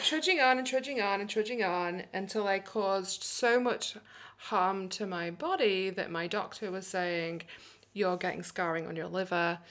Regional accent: England, United Kingdom; accent: British; also born or lived in New York, United States; now in Portland, United States; we ended up moving to England when we were just three years old. And that's where I grew up.

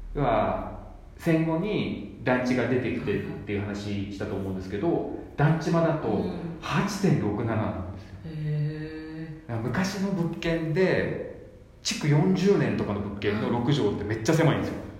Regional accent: Yokohama, Kanagawa, Japan; 僕横浜なんですけど

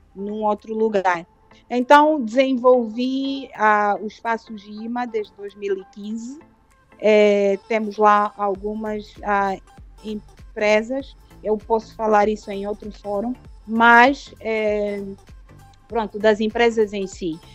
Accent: Luanda, Luanda Province, Angola; also born or lived in Cuanza Norte, Angola / Lisbon, Portugal; eu nasci no, no, no Kwanza Norte, saí de lá ah, com três anos, é, vim para Luanda com os meus pais

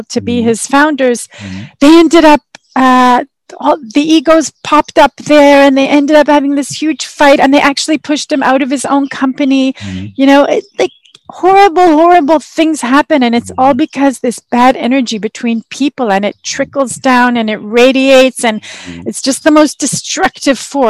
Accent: Canada; also born or lived in Israel; I'm from Canada, I'm Canadian

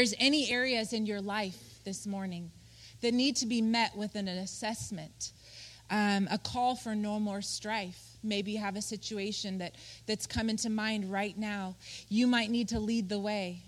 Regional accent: Colorado, United States; we grew up in Colorado

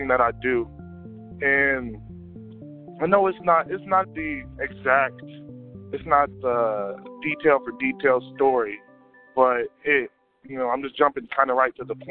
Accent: Las Vegas, Nevada, United States; I'm from Las Vegas, born and raised.

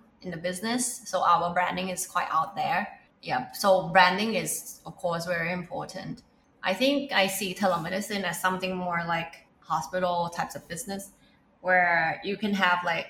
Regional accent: Thailand; we are from Thailand

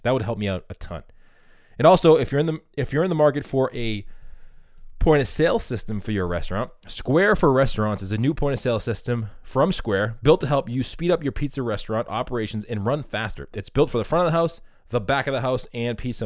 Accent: Boston, Massachusetts, United States; I'm from Boston

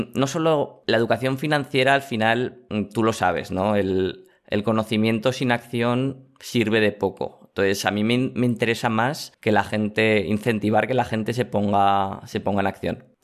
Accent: Aragon, Spain; Pues mira, voy a tirar hacia mi tierra, hacia Aragón.

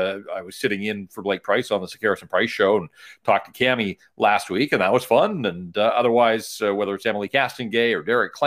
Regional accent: Vancouver, British Columbia, Canada; Vancouver's my hometown

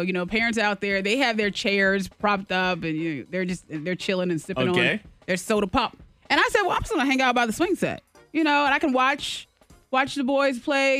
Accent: Beaufort County, United States; I mean, hey, look, I'm from Beaufort County.

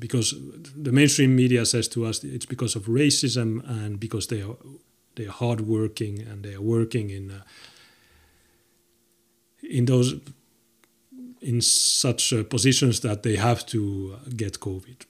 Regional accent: Finland

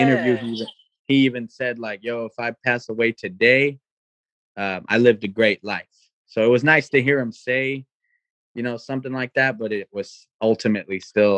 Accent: California, United States; … for sure, because I'm from we're originally from Cali, so you know the West Coast flavor is there naturally.

